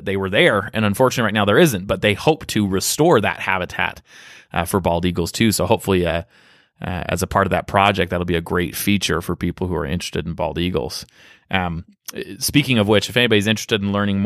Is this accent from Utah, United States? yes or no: yes; Utah, United States; I grew up here in Utah County